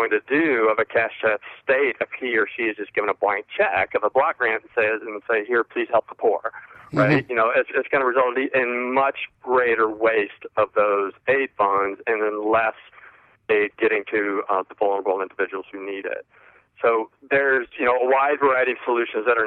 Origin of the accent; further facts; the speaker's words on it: Indiana, United States; moved away; I'm from Indiana originally